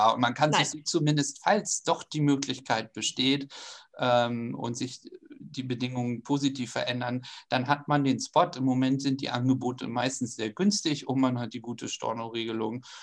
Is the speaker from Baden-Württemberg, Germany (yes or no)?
no; Schleswig-Holstein, Germany; Ich komme aus Schleswig-Holstein, aber selbst für mich hat das ganz, ganz viel Spaß gemacht